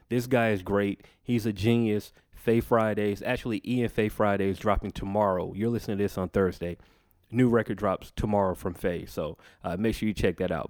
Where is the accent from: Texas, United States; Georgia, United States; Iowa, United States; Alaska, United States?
Georgia, United States; Macon; moved away as an adult; now in Atlanta, United States; I was born in Atlanta, but I was raised in Macon, about an hour away from here.